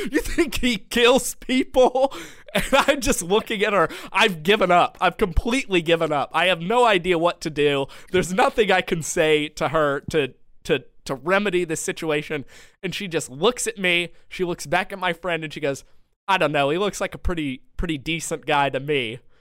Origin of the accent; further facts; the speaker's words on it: Madison, Georgia, United States; my hometown, Madison, Georgia